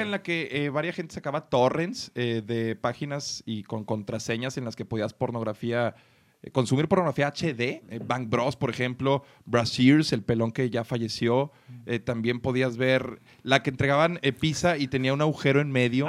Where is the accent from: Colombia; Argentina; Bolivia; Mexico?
Mexico; Como mexicano